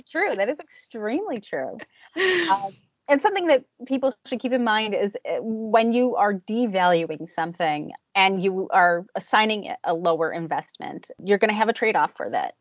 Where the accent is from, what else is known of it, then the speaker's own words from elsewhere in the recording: New Jersey, United States; moved away as an adult; now in Cape Cod, United States; Originally, uh, we are from New Jersey and uh, mm-hmm. right around the New York metro area